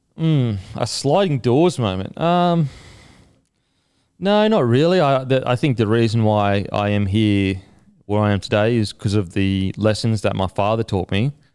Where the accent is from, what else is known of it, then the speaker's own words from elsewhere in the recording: Australia; also born or lived in New Zealand; being an Australian